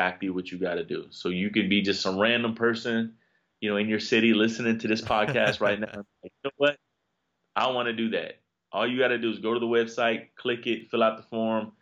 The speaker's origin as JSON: {"language": "English", "town": "Miami", "region": "Florida", "country": "United States", "tie": "born or raised there", "said": "I'm from Miami"}